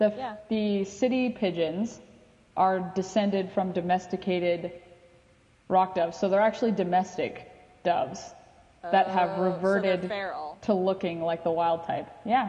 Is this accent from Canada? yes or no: yes; Canada; I'm from Canada.